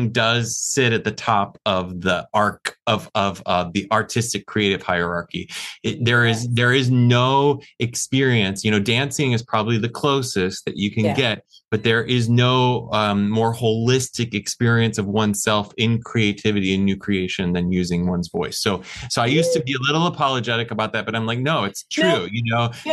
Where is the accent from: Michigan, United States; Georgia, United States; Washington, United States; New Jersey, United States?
Michigan, United States; I grew up in Michigan, the state of Michigan in the US